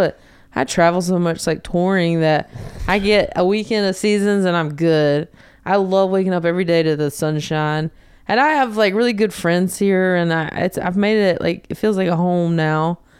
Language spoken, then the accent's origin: English; the South, United States; you know, I'm from the South. We like to eat.